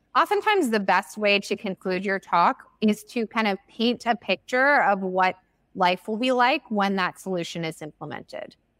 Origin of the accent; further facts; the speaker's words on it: United States; first language English; I'm an American